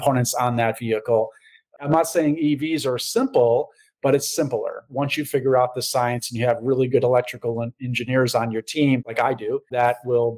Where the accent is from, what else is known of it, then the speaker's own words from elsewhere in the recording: Cohoes, New York, United States; now in Manhattan, New York City, United States; I grew up adjacent to Green Island in a little town called Cohoes.